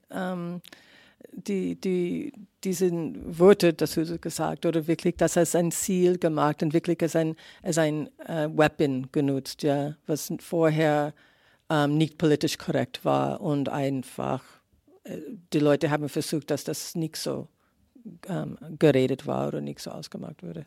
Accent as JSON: {"language": "German", "town": "San Francisco", "region": "California", "country": "United States", "tie": "born or raised there", "second_language": "German", "moved": "yes", "said": "ich bin in San Francisco aufgewachsen"}